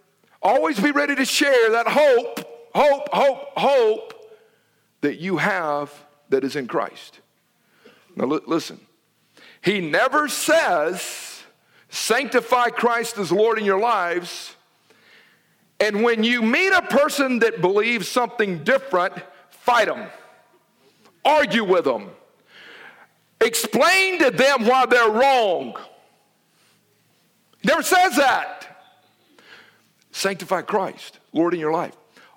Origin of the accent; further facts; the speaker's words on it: Noonan, United States; Especially in them Sooners and Mutts where I grew up in Noonan. We didn't have no dogs of pedigree.